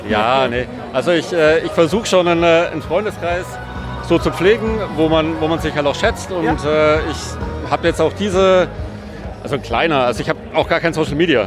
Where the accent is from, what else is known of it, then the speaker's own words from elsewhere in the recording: Würzburg, Bavaria, Germany; moved away; also born or lived in Pforzheim; Ich komme aus Würzburg, also ich bin eigentlich Franke ja? ähm, äh, und äh, bin aufgewachsen, äh, sozialisiert mit Würzburger Hofbräu